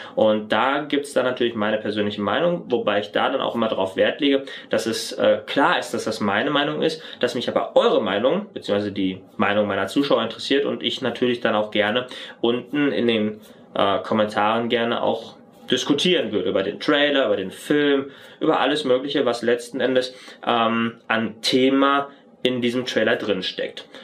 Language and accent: German; North Rhine-Westphalia, Germany; moved away as an adult; gebürtiger Westfale